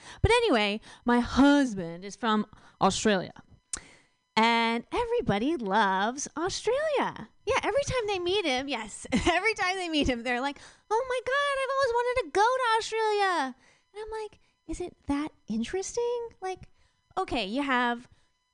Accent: Virginia, United States; I'm from Virginia

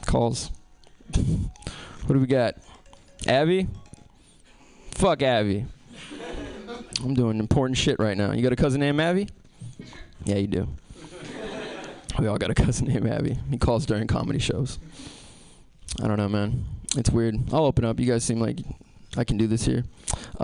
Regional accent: San Francisco, California, United States; I was born and raised here.

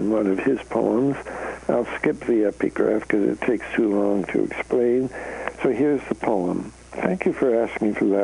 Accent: Canada; now in United States; I'm a Canadian, so I come from north of the border

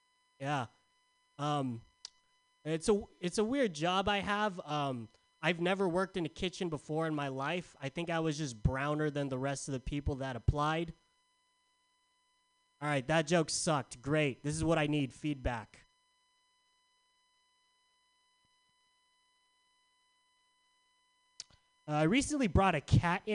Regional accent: San Diego, California, United States; now in San Francisco, United States; I'm from San Diego.

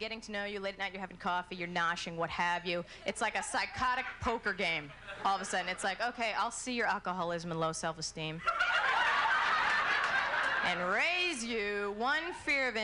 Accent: New Jersey, United States; I was born and raised in New Jersey.

